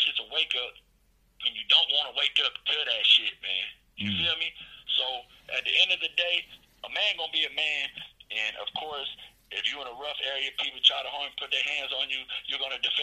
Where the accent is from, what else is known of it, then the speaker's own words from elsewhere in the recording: Denver, Colorado, United States; where I'm from Park Hill, Denver, Colorado